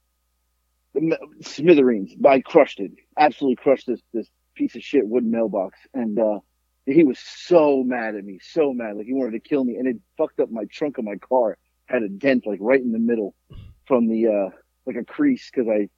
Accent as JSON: {"language": "English", "region": "Florida", "country": "United States", "tie": "born or raised there", "said": "growing up in Florida"}